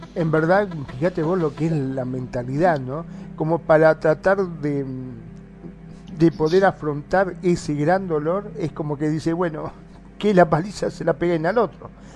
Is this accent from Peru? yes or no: no; Argentina; aquí en mi país, en Argentina